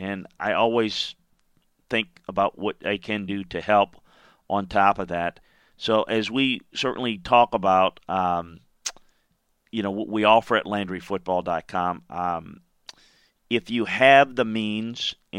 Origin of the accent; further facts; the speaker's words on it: Baton Rouge, Louisiana, United States; we've had a group in my hometown of Baton Rouge, Louisiana, that has kind of specialized in trying to help folks in need.